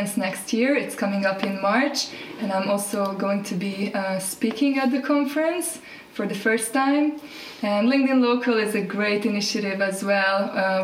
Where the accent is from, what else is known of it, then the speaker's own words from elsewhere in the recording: Hungary; also born or lived in Paris, France; now in Nelson, New Zealand; I am originally from Hungary, but currently living in New Zealand, Nelson, on the South Island.